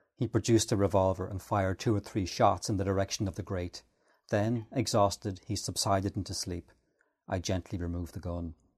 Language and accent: English; Ireland; I'm Irish